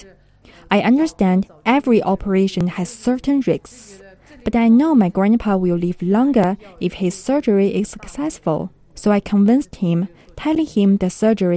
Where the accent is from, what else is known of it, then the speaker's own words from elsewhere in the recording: Tuoding, Yunnan, China; English is a second language; moved away as an adult; now in Kunming, China; I no longer have the dietary habits of my hometown